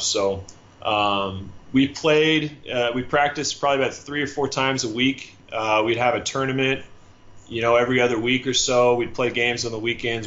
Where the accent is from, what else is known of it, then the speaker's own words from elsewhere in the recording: Seattle, Washington, United States; moved away as an adult; also born or lived in Southern California / Budapest, Hungary; I'm from the Northwest, so I got my start, you know, playing out in Seattle